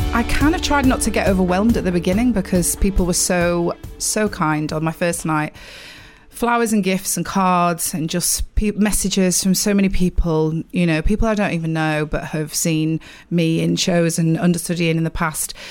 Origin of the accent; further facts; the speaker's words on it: Sheffield, Yorkshire and the Humber, United Kingdom; accent: northern; moved away as an adult; now in London, United Kingdom; I am from Sheffield